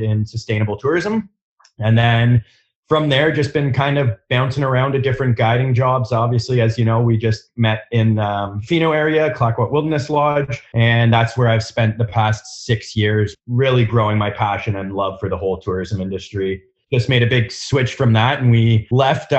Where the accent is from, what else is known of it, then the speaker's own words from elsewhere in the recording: just north of Toronto, Ontario, Canada; moved away as an adult; also born or lived in Africa / Montreal; now in Penticton, Canada; I grew up just north of Toronto, moved there after being born in Africa